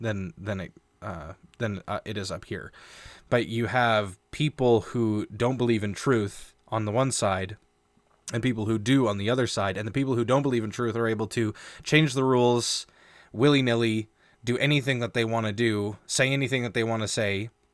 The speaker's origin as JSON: {"language": "English", "country": "Canada", "said": "we are a Canadian show."}